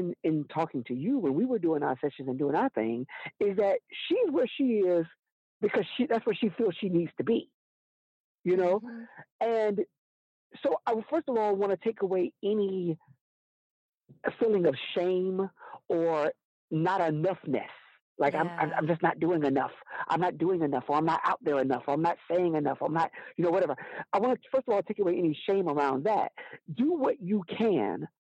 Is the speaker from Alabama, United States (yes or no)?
yes; Alabama, United States; I'm from Alabama.